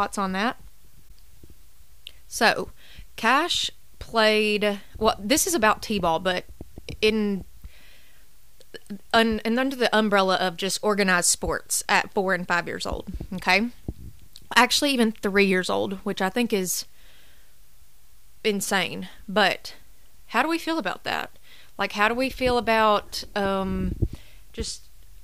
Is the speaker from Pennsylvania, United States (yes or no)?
no; College Grove, Tennessee, United States; I grew up in College Grove playing rec ball